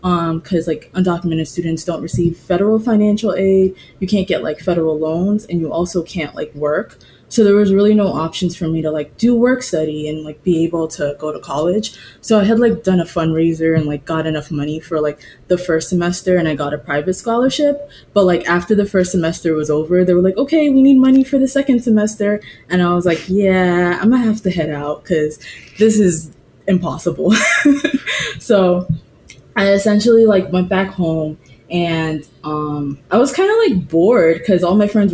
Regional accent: Boston, Massachusetts, United States; also born or lived in Antigua; So I live in Boston and I've lived in Boston for most of my life

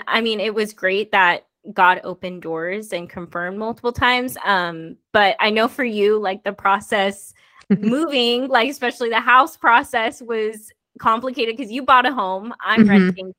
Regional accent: Bay Area, California, United States; moved away as an adult; now in Tennessee, United States; I was raised in the Bay Area

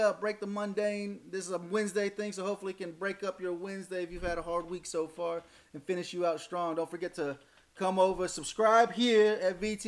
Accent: United States; as an American citizen

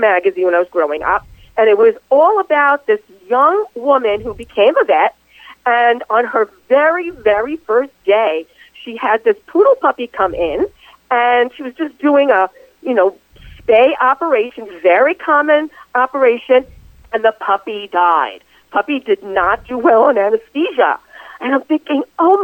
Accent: New York City, New York, United States; also born or lived in Bronx, New York; I grew up in Astoria, Queens, and I lived there, for all of pretty much my entire childhood. I was really born in the Bronx, but we moved when I was three

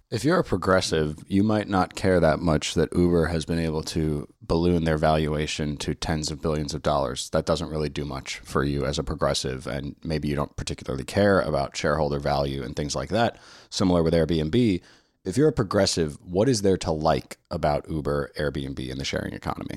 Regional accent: New York City, New York, United States; now in Washington, D.C., United States; I'm from New York City

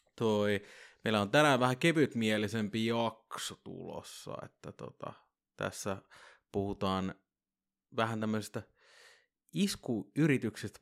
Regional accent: Vantaa, Uusimaa, Finland; mä oon Korsasta

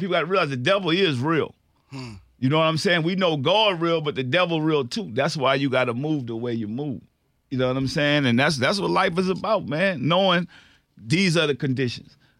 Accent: New Orleans, Louisiana, United States; I'm from New Orleans

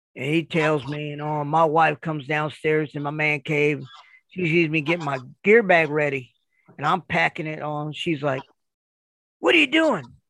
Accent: Kansas City, United States; now in Kentucky, United States; I live in Kentucky. I'm originally from Kansas City

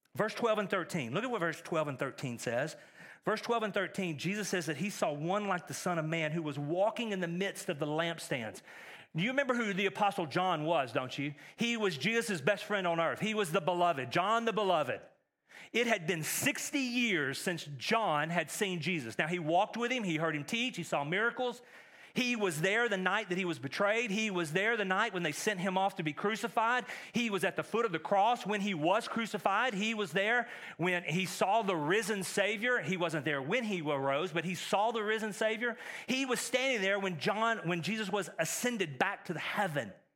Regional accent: East Texas, United States; moved away; I grew up in East Texas, which is a lot like East Tennessee

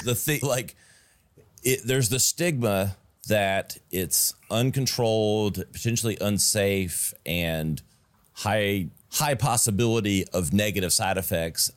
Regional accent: Greenville, South Carolina, United States; my hometown where we're at, where we shoot this in Greenville, South Carolina

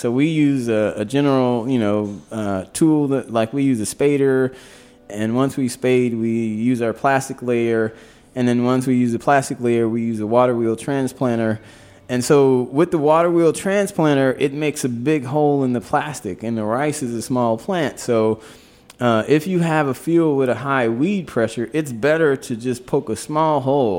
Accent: the South, United States; I grew up in the South

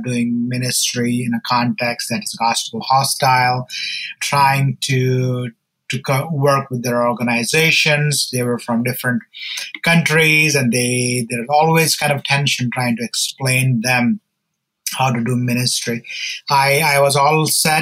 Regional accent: India; I'm from India, and my story is that I grew up in church

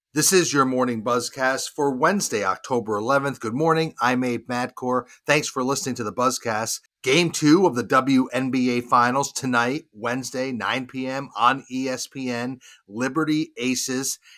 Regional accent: Charlotte, North Carolina, United States; my hometown, Charlotte, North Carolina

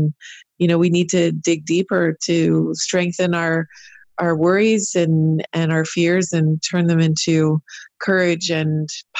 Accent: Canada; I'm a Canadian wildlife photographer

